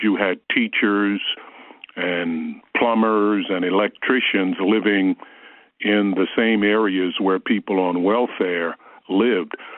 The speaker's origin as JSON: {"language": "English", "town": "Baltimore", "region": "Maryland", "country": "United States", "tie": "born or raised there", "said": "I grew up in Baltimore, Maryland, so I was a teenager when the famous March on Washington occurred"}